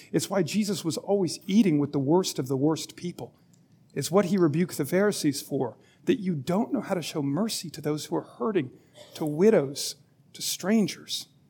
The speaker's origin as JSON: {"language": "English", "region": "Alabama", "country": "United States", "tie": "born or raised there", "said": "I was born in Alabama"}